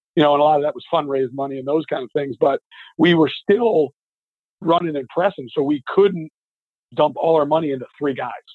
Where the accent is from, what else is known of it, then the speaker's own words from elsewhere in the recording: New Jersey, United States; now in Bethlehem, United States; when I was a little kid from coming from New Jersey